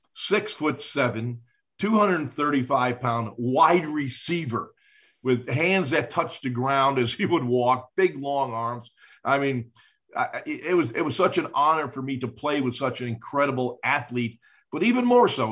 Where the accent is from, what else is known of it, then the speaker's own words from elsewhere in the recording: Buffalo, New York, United States; as a kid growing up in Buffalo because I was a big Buffalo Bills fan